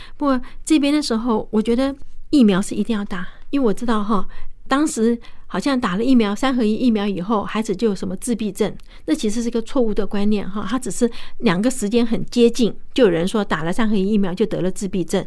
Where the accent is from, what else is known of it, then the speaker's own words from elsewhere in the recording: Fujian, China; 我是福建人